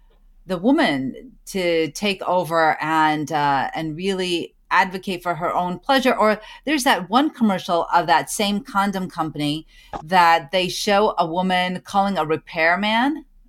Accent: Pakistan; Pakistani women, and I'm a Pakistani woman, and that, you know, first and foremost, right?

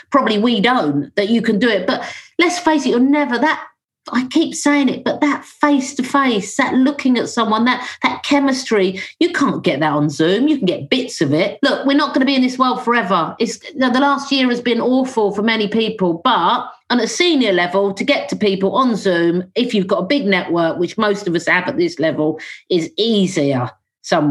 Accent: London, United Kingdom; I'm a Londoner

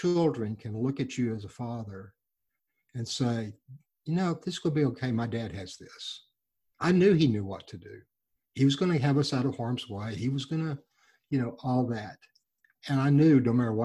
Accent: Texas Gulf Coast, United States; When I was a child, we grew up on the Texas Gulf Coast

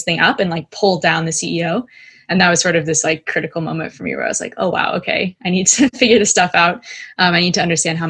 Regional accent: United States; also born or lived in California / Dallas, Texas; I grew up in California, in Dallas, Texas.

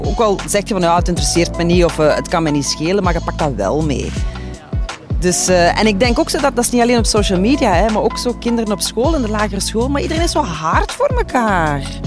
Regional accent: Limburg, Flanders, Belgium; ik ben een Limburgse

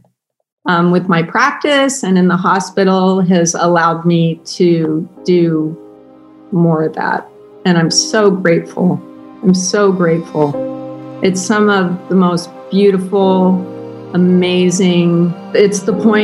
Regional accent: Ohio, United States; moved away as an adult; also born or lived in San Diego, California; now in California, United States; I grew up in Ohio.

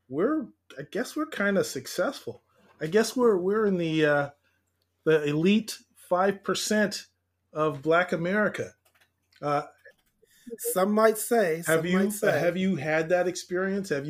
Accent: Los Angeles, California, United States; also born or lived in Brooklyn, New York; I grew up here in SoCal in a neighborhood called West Adams, better known as Crenshaw

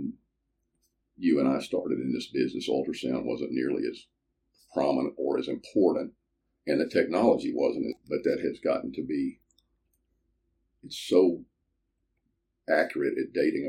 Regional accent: Greenville, Mississippi, United States; also born or lived in Memphis, Tennessee; I was born in Memphis, but a month after I left Memphis, or my family left Memphis, we moved to Greenville, Mississippi, which is in the Delta. And I grew up there.

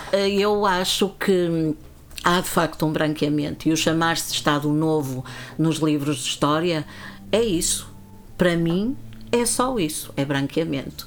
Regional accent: Viana do Castelo, Norte, Portugal; rua General Luís do Rego, por acaso a rua onde eu nasci, onde morava a minha avó

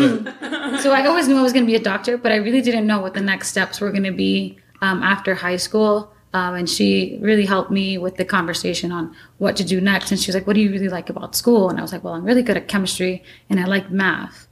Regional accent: New York City, New York, United States; I was born and raised in New York City

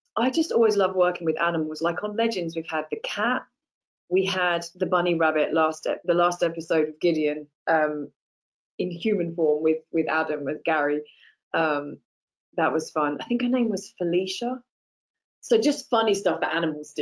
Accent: United Kingdom; moved away as an adult; also born or lived in Los Angeles, United States; I'm British

